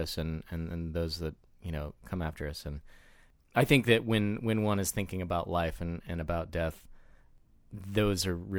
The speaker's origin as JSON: {"language": "English", "town": "Joplin", "region": "Missouri", "country": "United States", "tie": "born or raised there", "said": "I grew up in southwest Missouri in Joplin, a fairly small city"}